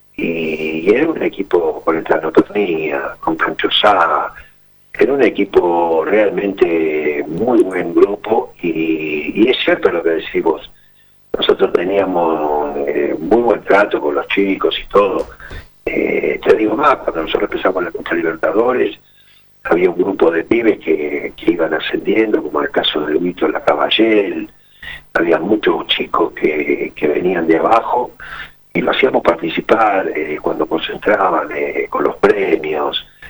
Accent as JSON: {"language": "Spanish", "town": "Ramos Mejía", "region": "Buenos Aires Province", "country": "Argentina", "tie": "born or raised there", "said": "yo nací en Ramos Mejía"}